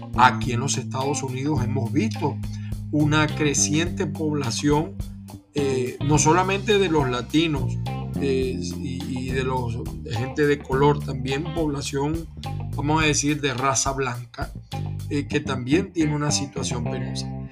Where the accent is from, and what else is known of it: Venezuela; now in United States